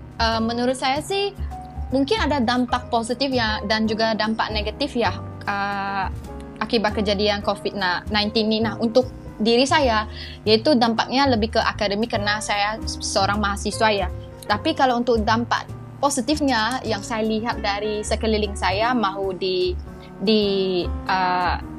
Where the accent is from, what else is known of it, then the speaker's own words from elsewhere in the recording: Malaysia; Indonesian is a second language; moved away as an adult; now in Bogor, Indonesia; Saya mahasiswa IPB asal dari Malaysia